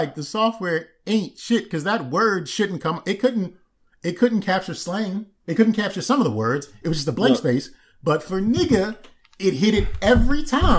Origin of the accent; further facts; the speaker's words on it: Maryland, United States; I'm from Maryland